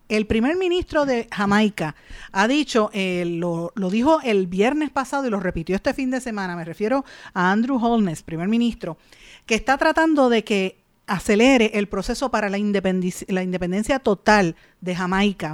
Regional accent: Puerto Rico; en Puerto Rico

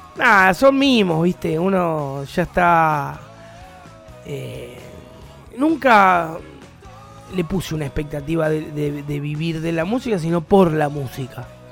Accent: La Plata, Buenos Aires Province, Argentina; Somos muy locales, somos muy banda platense

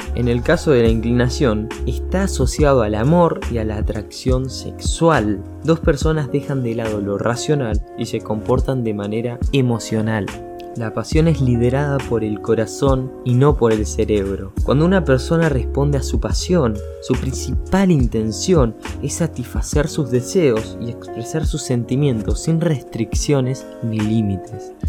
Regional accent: Argentina; la cultura argentina, incluso en mi país

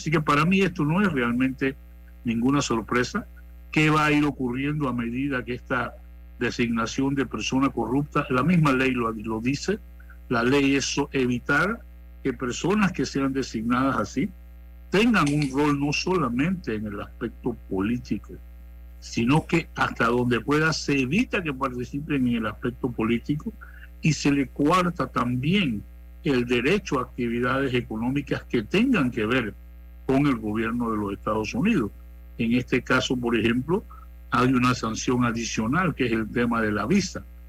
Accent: Panama; nosotros como panameños

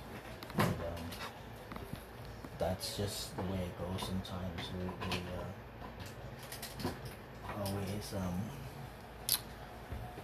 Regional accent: San Antonio, Texas, United States; we lived in the projects for about 7-8 years here. We live in San Antonio, Texas.

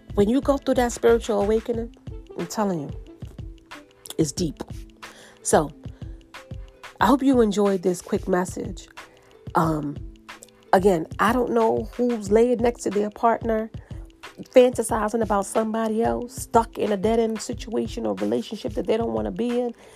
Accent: New York City, New York, United States; I'm from New York City

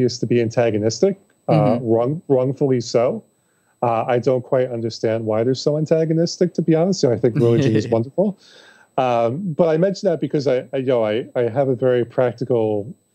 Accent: Long Island, New York, United States; also born or lived in Buffalo, New York / Capital Region, New York / Hudson Valley, New York / Glens Falls, New York; I was born on Long Island. So, like, I am a true blue.

